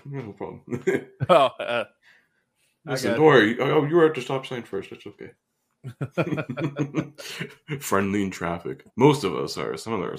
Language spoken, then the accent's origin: English; Canada; the Canadian school system has indoctrinated us long enough that we still have, like, regressive... PTSD of learning French in like grade 4.